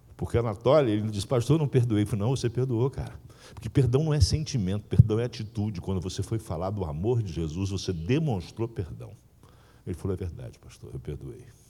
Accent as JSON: {"language": "Portuguese", "region": "interior of Rio de Janeiro state", "country": "Brazil", "tie": "born or raised there", "also_born_or_lived": "São Paulo", "said": "na minha terra era bola, bola de soprar. Né? eu sou do interior aqui do Rio"}